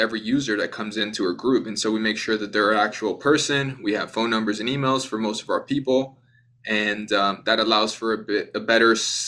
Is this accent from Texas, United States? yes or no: no; Miami, Florida, United States; also born or lived in Bogota, Colombia; originally I was born in Bogota, Colombia. I was raised in Miami